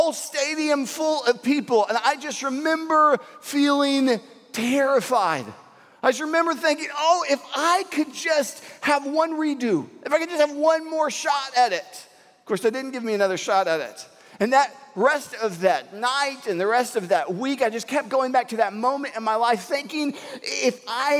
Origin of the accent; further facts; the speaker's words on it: Houston, Texas, United States; I'm from Houston.